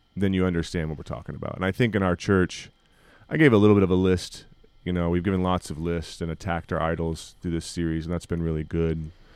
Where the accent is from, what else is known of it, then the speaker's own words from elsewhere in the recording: United States; as American evangelicals and as American Christians